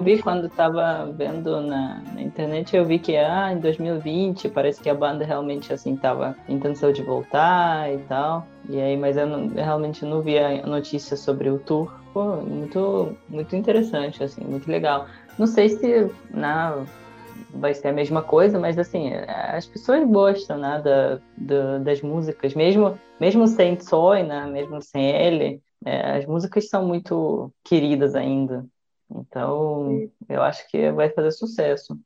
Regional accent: Russia; na cidade vizinha da, da minha cidade natal

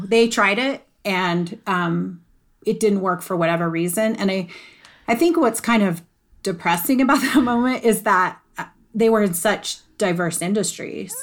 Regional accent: Colorado, United States; I'm a Colorado girl. I'm a Colorado native

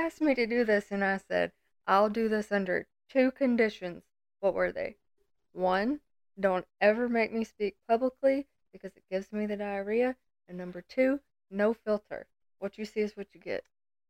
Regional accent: Lawrenceburg, Kentucky, United States; also born or lived in Gadsden, Alabama; I mean, I was just born there

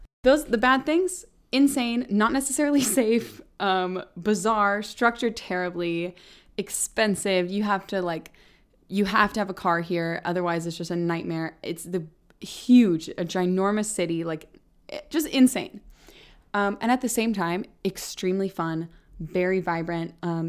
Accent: Bay Area, Northern California, United States; moved away as an adult; also born or lived in Scotland / Netherlands; now in Los Angeles, United States; I grew up in Northern California in the Bay Area. The Bay Area, if you've never been, is like gorgeous. Big mountains and trees and forests, Muir Woods, like just beautiful, really, really beautiful.

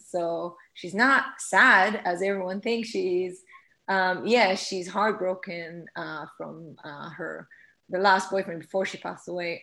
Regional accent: Israel; English is a second language; moved away

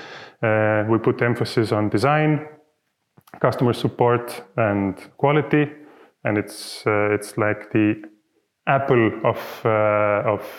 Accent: Tartu, Tartu County, Estonia; I am from Tartu. This is the city we are sitting in right now

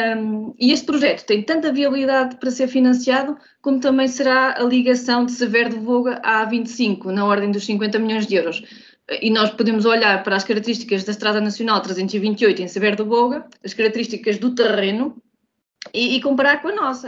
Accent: Portugal; eu sou também portuguesa

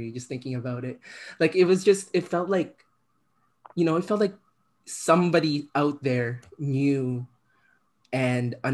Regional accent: Philippines; moved away; I'm an immigrant child, right? I'm from the Philippines originally, and in the Philippines, uh, K-pop is like a huge export.

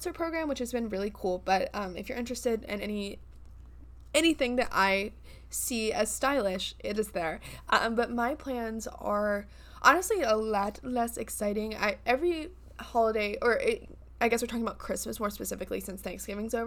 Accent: South Carolina, United States; growing up in South Carolina, we both did

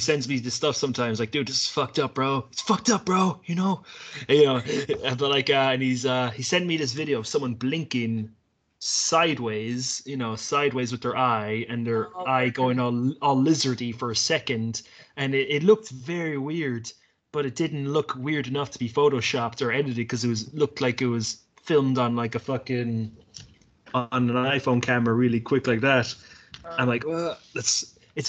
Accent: Ireland; when we were growing up in Ireland

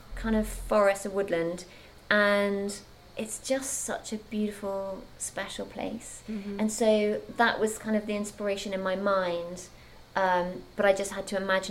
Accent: English countryside, England, United Kingdom; I grew up in the English countryside in a village

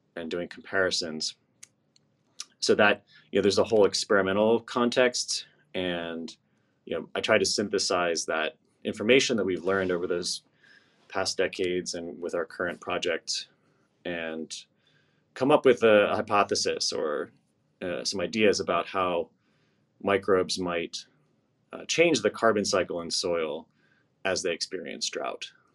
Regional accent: East Coast, United States; I grew up on the East Coast

